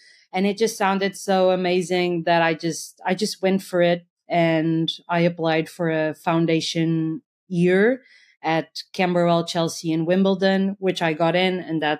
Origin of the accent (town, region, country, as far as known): Portugal